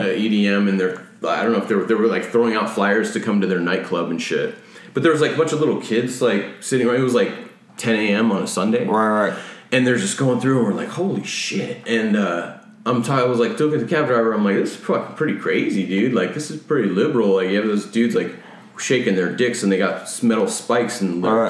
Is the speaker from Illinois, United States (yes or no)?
yes; Rockford, Illinois, United States; now in California, United States; I'm from the Chicago area